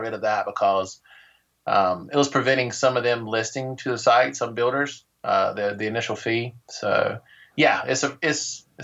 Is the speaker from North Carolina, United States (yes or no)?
yes; North Carolina, United States; also born or lived in Denver; I am from, I've lived all over, but I'm originally from North Carolina.